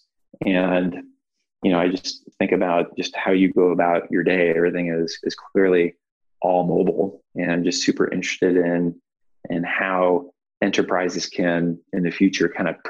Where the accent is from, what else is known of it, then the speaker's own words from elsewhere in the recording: Cleveland, Ohio, United States; moved away as an adult; now in California, United States; I'm from Cleveland, Ohio, which I think is a great place to grow up